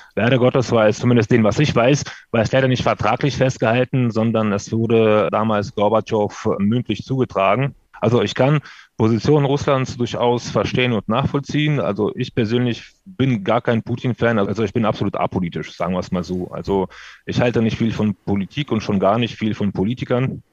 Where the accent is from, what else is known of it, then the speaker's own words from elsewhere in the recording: Odesa, Odesa Oblast, Ukraine; moved away; Ich stamme aus der Ukraine ursprünglich, ich komme aus ähm, Odessa, aus äh, wunderschönen Stadt am Schwarzen